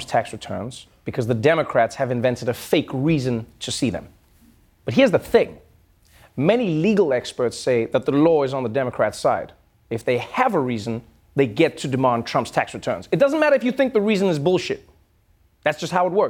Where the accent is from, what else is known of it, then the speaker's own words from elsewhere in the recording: South Africa; As a South African